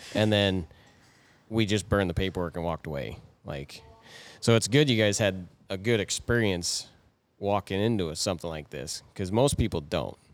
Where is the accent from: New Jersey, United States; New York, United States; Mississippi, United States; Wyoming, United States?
Wyoming, United States; Moorcroft; we grew up in Moorcroft, which we had all the tourists and crap through it